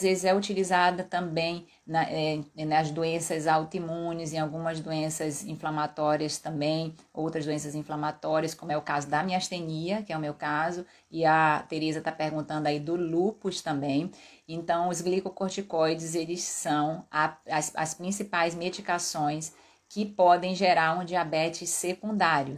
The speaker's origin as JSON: {"language": "Portuguese", "region": "Pará", "country": "Brazil", "tie": "born or raised there", "moved": "yes", "said": "da minha terra, lá do Pará"}